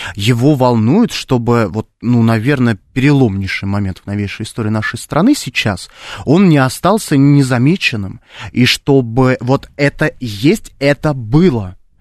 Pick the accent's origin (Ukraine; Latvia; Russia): Russia; Khimki, Moscow Oblast; я обычный парень из Химок